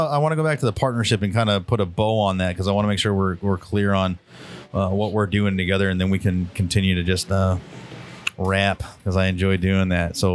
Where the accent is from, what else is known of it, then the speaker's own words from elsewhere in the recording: New Hampshire, United States; I'm from New Hampshire